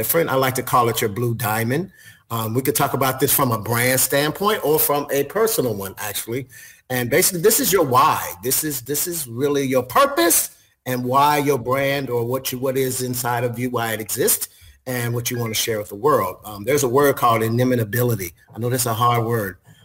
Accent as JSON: {"language": "English", "town": "Chicago", "region": "Illinois", "country": "United States", "also_born_or_lived": "Memphis, Tennessee", "moved": "as an adult", "said": "I'm originally from Chicago, so that was actually where I got my first hotel job."}